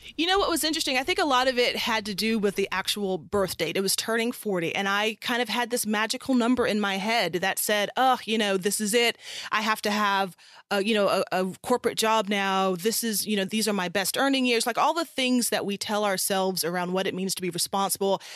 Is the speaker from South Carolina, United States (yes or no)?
yes; South Carolina, United States; moved away as an adult; also born or lived in California; I'm originally from South Carolina, and I'm the child of a Ghanaian immigrant and an American mother